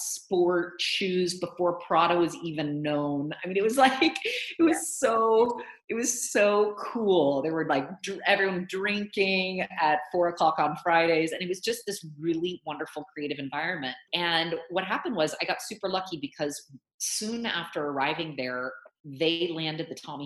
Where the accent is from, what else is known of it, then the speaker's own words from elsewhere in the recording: Los Angeles, California, United States; moved away; also born or lived in Berkeley / San Francisco; I grew up in Los Angeles, and then I went up to Berkeley for college, and then stayed in San Francisco for a couple years